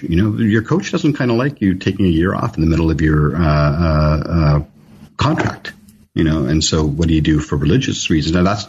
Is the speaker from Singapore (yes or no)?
no; Canada; when I was a kid growing up in Canada in the 70s, you didn't see brown people on television. You didn't see Asians on television.